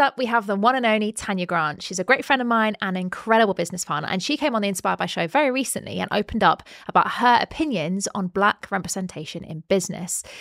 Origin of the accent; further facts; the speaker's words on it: United Kingdom; we're both British